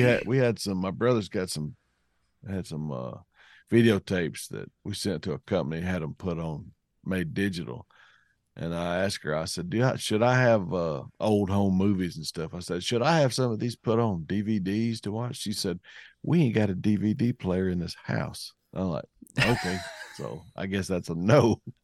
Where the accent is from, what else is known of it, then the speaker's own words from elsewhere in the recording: Cleveland County, Arkansas, United States; where I grew up in Cleveland County, Arkansas.